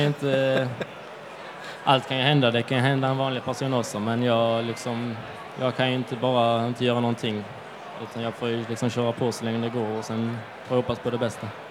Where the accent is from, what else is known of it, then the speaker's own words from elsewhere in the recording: Skåne, Sweden; Det är många bra crossbanor hemma i Skåne